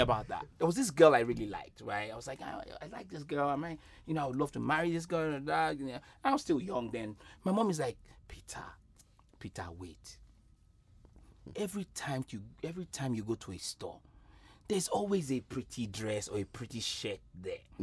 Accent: Nigeria; moved away; growing up in Nigeria

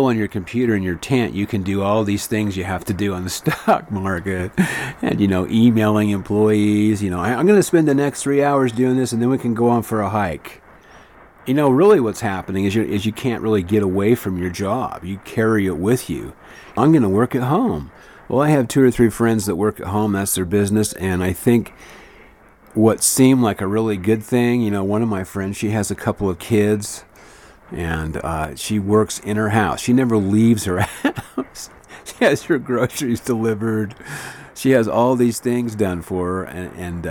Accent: Flagstaff, Arizona, United States; my hometown here in Flagstaff

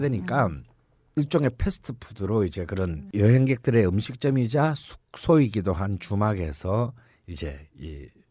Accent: Busan, South Korea; now in Seoul, South Korea; 난 부산 사람이잖아요

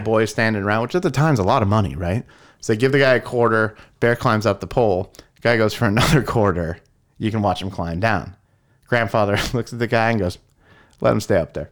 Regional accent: California, United States; I grew up in California.

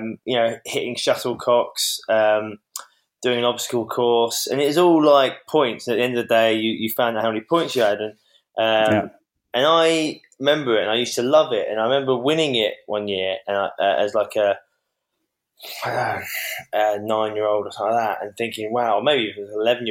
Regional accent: Cambridge, East of England, United Kingdom; I was from Cambridge, which isn't renowned for producing many sportsmen

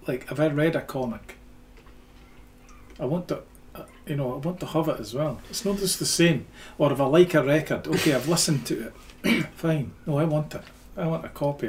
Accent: Dundee, Scotland, United Kingdom; I grew up in Dundee, yeah. Mid Craigie. Place called Mid Craigie, that's where I grew up

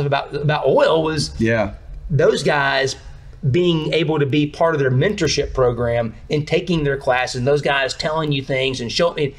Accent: Mississippi, United States; I'm from Mississippi.

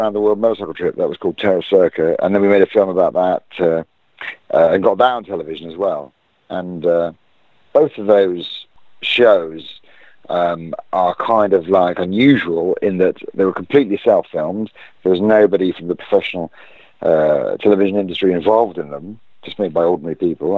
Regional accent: United Kingdom; As a British person

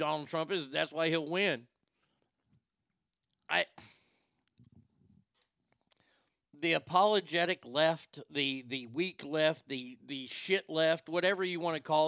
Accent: United States; As an American who votes, I'm a registered voter

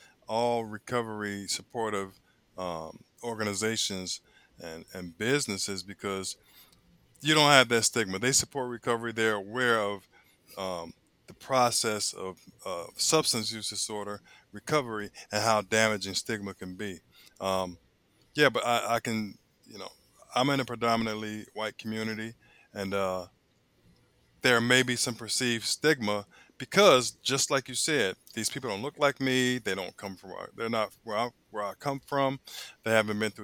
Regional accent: Chicago, Illinois, United States; moved away; I'm from Chicago originally

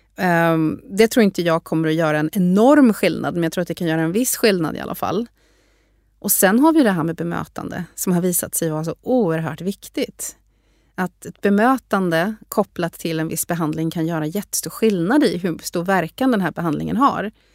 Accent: Sweden; moved away as an adult; also born or lived in Harvard, United States; jag kom ifrån Sverige

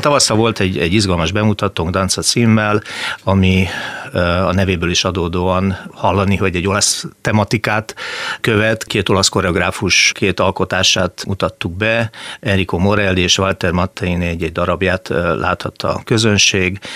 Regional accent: Balatonfüred, Veszprém County, Hungary; also born or lived in Győr; now in Szeged, Hungary; én eredetileg nem vagyok szegedi, tehát én Balatonfüredi születésű emberke vagyok

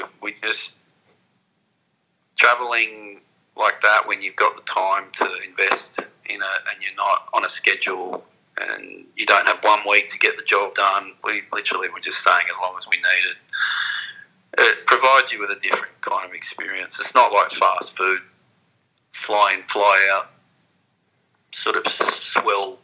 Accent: Cronulla, New South Wales, Australia; I come from Cronulla, and there's a lot of heavy kind of ledging reef breaks there. That was sort of the kind of waves I grew up surfing

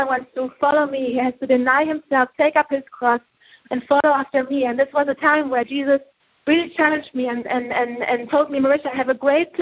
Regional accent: Germany; moved away as an adult; I'm from Germany. I grew up in Germany all my life

